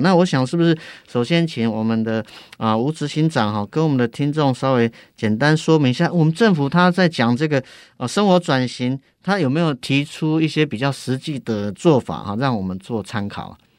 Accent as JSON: {"language": "Chinese", "region": "Yilan County", "country": "Taiwan", "said": "我是宜兰人，虽然不是在地"}